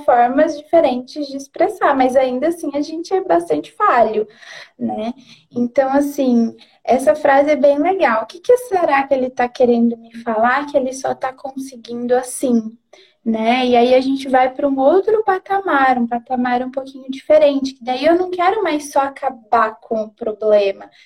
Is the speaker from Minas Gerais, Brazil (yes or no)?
no; Londrina, Paraná, Brazil; moved away as an adult; now in Presidente Prudente, Brazil; sou formada em Londrina, que é a minha cidade natal